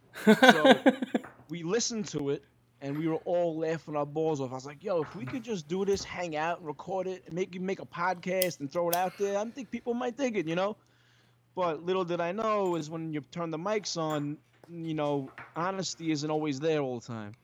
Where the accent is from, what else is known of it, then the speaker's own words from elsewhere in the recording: New York City, New York, United States; also born or lived in Long Island; I was born in Brooklyn, s, and my family's from Brooklyn